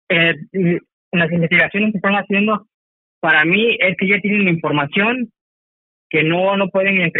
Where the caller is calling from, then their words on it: Zihuatanejo, Guerrero, Mexico; Eh, Salvador, hablo de Cihuatanejo.